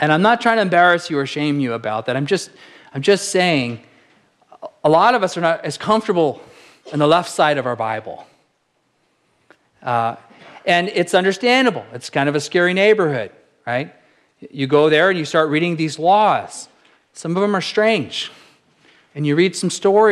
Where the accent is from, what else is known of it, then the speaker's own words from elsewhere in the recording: Apple Valley, California, United States; growing up in Southern California, in Apple Valley, California